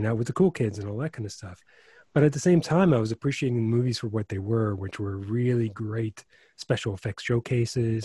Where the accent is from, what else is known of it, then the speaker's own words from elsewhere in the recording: Chicago, Illinois, United States; I grew up in Chicago